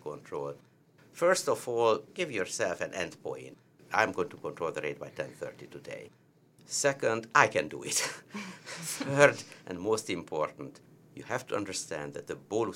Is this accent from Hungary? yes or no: yes; Hungary; accent: heavy Hungarian; now in Charlotte, United States; you will always recognize me from my heavy Hungarian accent